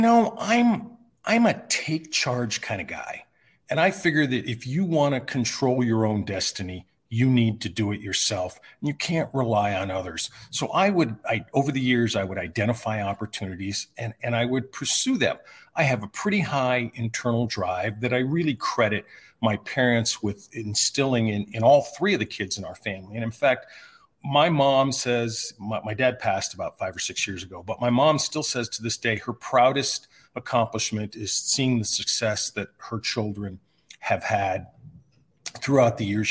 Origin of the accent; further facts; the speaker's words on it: California, United States; moved away as an adult; also born or lived in New York / Bay Area, California; now in Desert Mountain, Arizona, United States; when we moved from New York to California when I was twelve years old